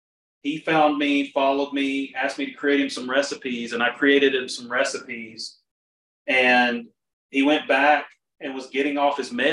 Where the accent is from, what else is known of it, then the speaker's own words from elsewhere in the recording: the South, United States; growing up in the South, it's very hot and humid